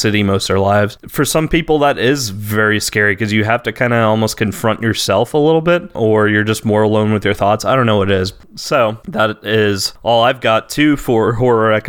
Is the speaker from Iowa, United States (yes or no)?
no; New Orleans, Louisiana, United States; also born or lived in Hattiesburg; I grew up in New Orleans